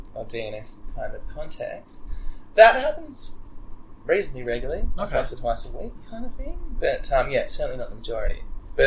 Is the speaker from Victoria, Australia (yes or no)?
no; Wagga Wagga, New South Wales, Australia; I grew up in Wagga